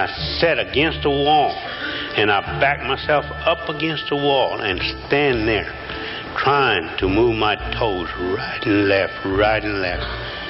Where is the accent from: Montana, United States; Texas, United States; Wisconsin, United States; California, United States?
Texas, United States; Cuero; also born or lived in El Campo, Texas; I was born in Cuero, the turkey capital of the world.